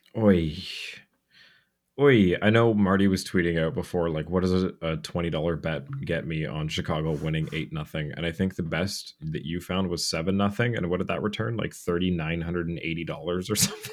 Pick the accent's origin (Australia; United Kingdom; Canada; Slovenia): Canada; Cobourg, Ontario; my hometown of Coburg